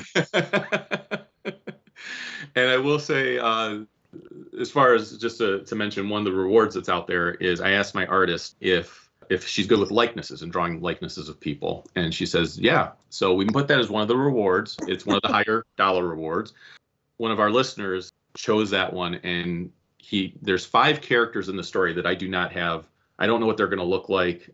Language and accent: English; Cleveland, Ohio, United States; I am from the Cleveland area